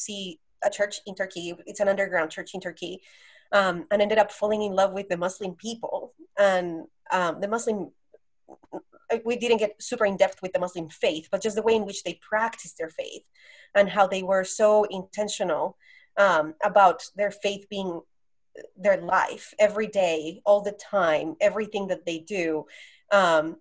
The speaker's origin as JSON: {"language": "English", "country": "Colombia", "tie": "born or raised there", "also_born_or_lived": "Las Vegas", "moved": "as an adult", "lives_now": "San Diego, United States", "said": "So I'm from Colombia. I was born and raised in Colombia, the country."}